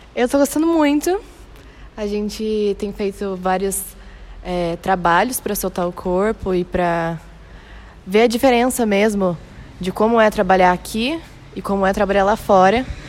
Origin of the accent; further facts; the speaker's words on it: Jacareí, São Paulo, Brazil; sou de Jacareí